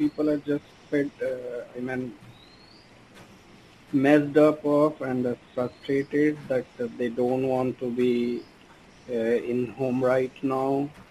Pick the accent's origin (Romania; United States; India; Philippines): India; I'm from India.